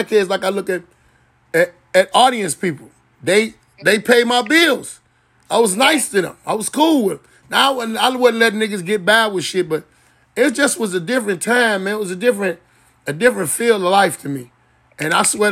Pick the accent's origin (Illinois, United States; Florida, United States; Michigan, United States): Illinois, United States; Chicago; I'm from Chicago